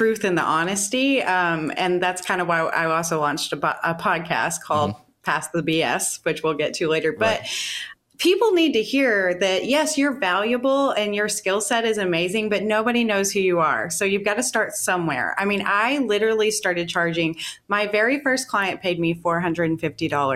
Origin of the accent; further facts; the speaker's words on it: Western Kentucky, United States; moved away as an adult; also born or lived in Seattle / Las Vegas; my hometown here in Kentucky, in Western Kentucky.